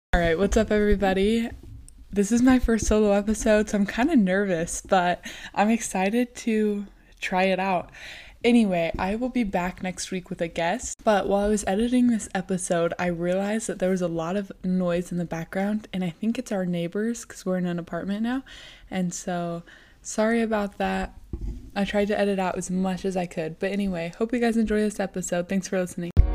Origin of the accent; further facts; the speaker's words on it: Rigby, Idaho, United States; also born or lived in Rexburg, Idaho; now in Idaho Falls, United States; when we were six, I moved to Rigby and then just kind of lived there ever since